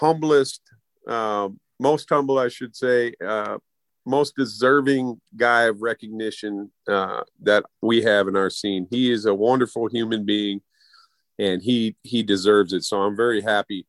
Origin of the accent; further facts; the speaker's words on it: Minneapolis, Minnesota, United States; I was from Minneapolis